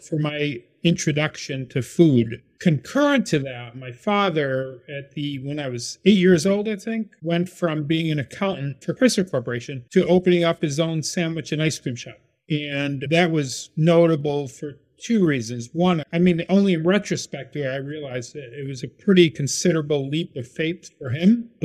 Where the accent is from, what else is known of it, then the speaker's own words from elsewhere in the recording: Syracuse, New York, United States; now in Baltimore, United States; I was born and raised in Syracuse, New York